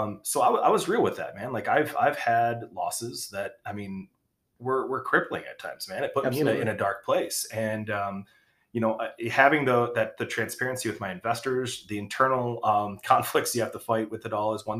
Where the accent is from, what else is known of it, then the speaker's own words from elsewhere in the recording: Kalamazoo, Michigan, United States; also born or lived in Long Beach, California; I'm from Kalamazoo, Michigan. Born in Long Beach, California, somehow ended up here